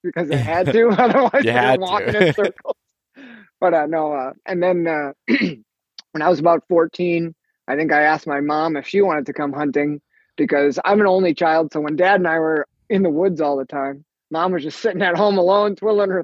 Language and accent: English; Green Bay, Wisconsin, United States; I grew up in Green Bay, Wisconsin. Lived there for most of my life